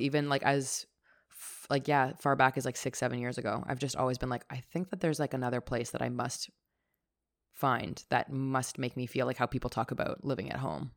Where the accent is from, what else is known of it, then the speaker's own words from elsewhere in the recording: Toronto, Ontario, Canada; having family growing up in Toronto. I'm so grateful to have been brought up here.